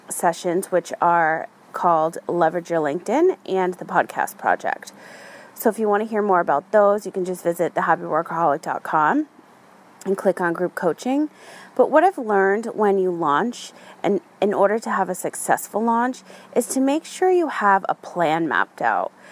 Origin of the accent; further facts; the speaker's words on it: Ireland; My font was Gaelic. I'm Irish, so that had a meaning to me, and I own that font.